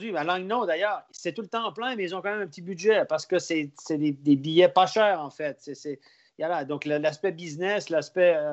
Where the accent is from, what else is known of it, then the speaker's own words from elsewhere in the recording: Quebec, Canada; accent: Québécois; moved away; on n'est pas comme ça au ah, Québec quand même. On est, très accueillants, on est très spontanés.